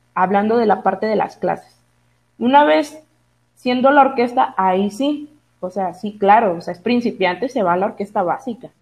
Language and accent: Spanish; Tuxpan, Mexico; moved away; yo soy originaria de Tuxpan, eh, entonces yo de ley viajaba cada semana a mi pueblo